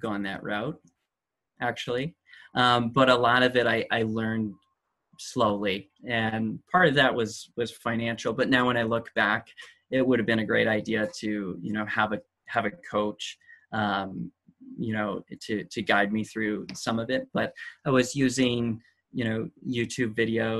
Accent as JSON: {"language": "English", "area": "near Vancouver", "region": "British Columbia", "country": "Canada", "tie": "born or raised there", "also_born_or_lived": "Chile", "said": "We're living just outside Vancouver right now. During COVID, we returned to my hometown, which is close to the metropolitan area"}